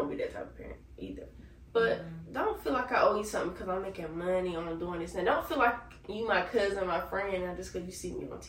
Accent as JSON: {"language": "English", "region": "the South", "country": "United States", "accent": "country", "said": "I don't want my country accent to come out too strong."}